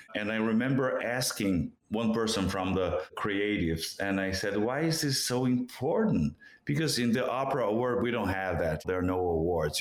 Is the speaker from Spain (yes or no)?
no; Brazil; first language Portuguese; English is a second language; moved away; in Brazil, in Portuguese, in my native language